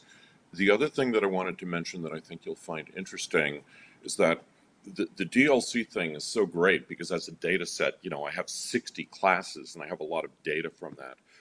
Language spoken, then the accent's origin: English; New York, United States; I grew up in New York